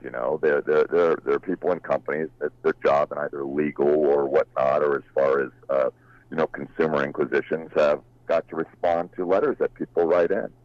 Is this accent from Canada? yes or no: no; Huntington Beach, California, United States; I grew up in Huntington Beach, California